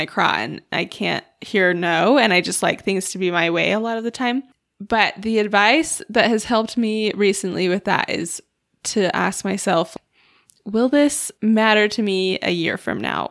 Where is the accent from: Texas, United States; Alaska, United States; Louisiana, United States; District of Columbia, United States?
Alaska, United States; we're all from Alaska